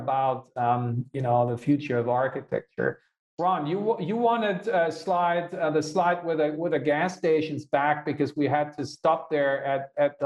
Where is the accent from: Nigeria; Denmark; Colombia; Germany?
Germany; Göttingen, Lower Saxony; also born or lived in Hanover; my hometown the first kindergarten off the grid for Germany's oldest university in Göttingen